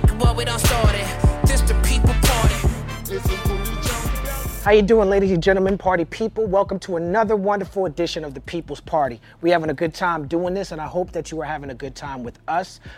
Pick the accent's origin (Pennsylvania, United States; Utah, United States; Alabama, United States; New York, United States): New York, United States; the East Coast growing up in New York